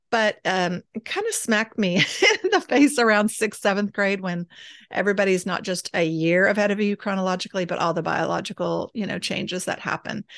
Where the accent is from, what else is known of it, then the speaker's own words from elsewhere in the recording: Austin, Texas, United States; moved away; also born or lived in San Angelo, Texas; grew up in the weird capital of the United States, Austin, Texas